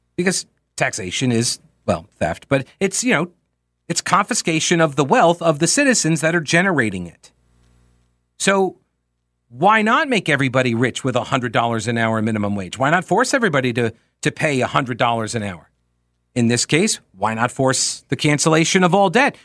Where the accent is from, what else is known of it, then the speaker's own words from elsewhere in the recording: New York, United States; moved away; where I grew up in New York